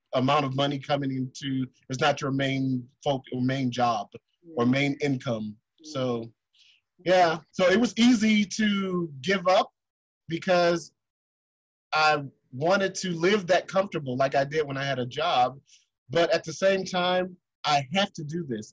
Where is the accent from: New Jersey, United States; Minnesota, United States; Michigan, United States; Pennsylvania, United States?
Michigan, United States; Detroit; also born or lived in New York City; now in Germany; I am from Detroit, Michigan, which is Motown and music, uh, because I moved from there and lived in New York